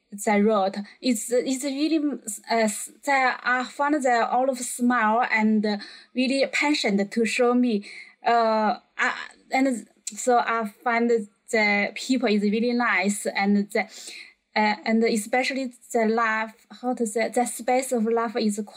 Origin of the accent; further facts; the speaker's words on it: China; moved away as an adult; now in Newcastle, United Kingdom; I come from China